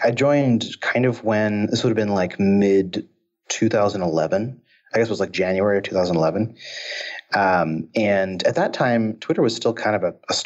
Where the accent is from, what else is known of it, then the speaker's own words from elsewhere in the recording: Seattle, Washington, United States; I grew up in Seattle, so it was all Microsoft